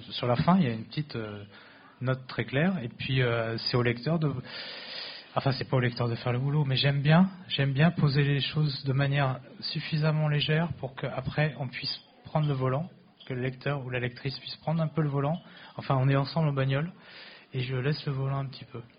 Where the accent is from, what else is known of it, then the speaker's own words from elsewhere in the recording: Tours, Centre-Val de Loire, France; born there; Moi, je suis né à Tours.